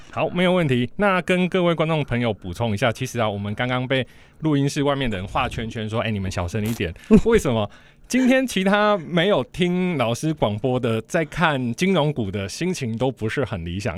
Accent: Taiwan; 我们台湾人

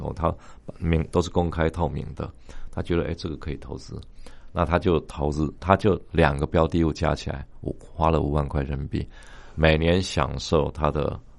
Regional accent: Taiwan; 我们台湾人

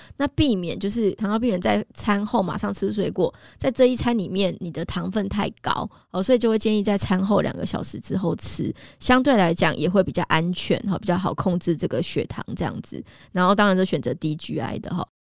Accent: Taiwan; 我们台湾人其实有很多的矿物质啊，营养素的缺乏

